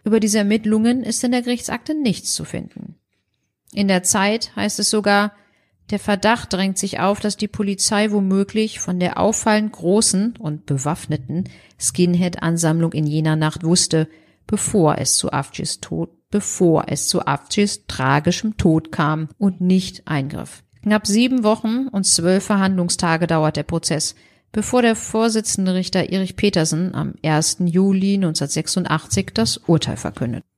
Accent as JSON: {"language": "German", "country": "Germany", "tie": "born or raised there", "said": "wir sind in Deutschland geboren, sehen auch wirklich deutsch aus"}